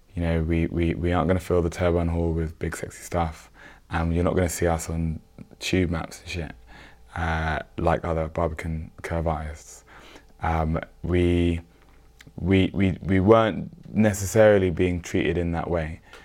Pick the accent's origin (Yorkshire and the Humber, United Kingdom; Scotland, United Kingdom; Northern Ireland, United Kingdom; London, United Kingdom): London, United Kingdom; we're all from South London